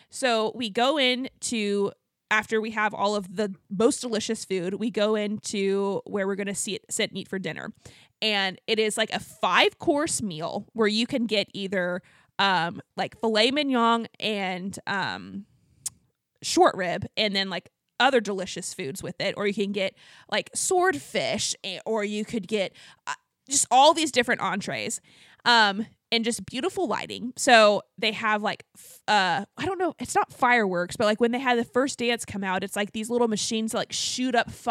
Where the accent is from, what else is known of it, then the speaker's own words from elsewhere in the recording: Abilene, Texas, United States; Yeah, we're from, I'm from Abilene, Texas.